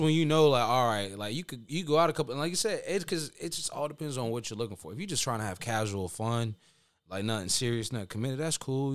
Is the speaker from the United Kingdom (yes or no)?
no; Honduras; I'm Hispanic for those listening that don't know. I'm from Honduras